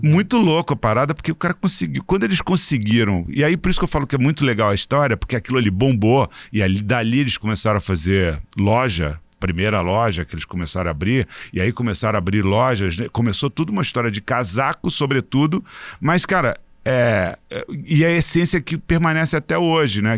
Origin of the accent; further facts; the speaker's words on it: Rio de Janeiro, Brazil; Eu sou é, carioca